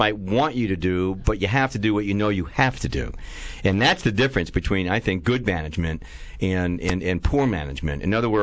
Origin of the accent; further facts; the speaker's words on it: New York City, New York, United States; I'm a New York kid. I grew up in New York City, Manhattan